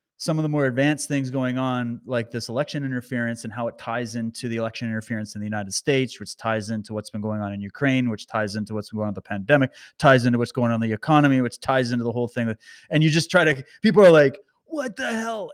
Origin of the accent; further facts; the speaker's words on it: Canada; as a Canadian